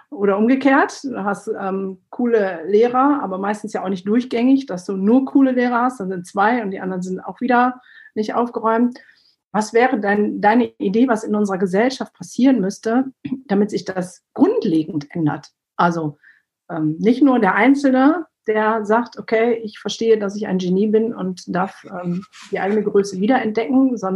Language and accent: German; Turkey; born there; also ich bin in der Türkei geboren, war noch dieser Makel, alle Türken haben Söhne und mein Vater hat drei Töchter